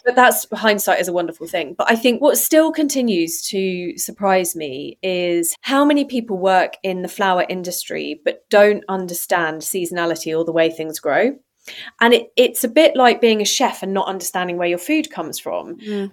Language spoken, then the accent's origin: English; United Kingdom; also born or lived in Amsterdam, Netherlands / Farnham; now in Devon, United Kingdom; being British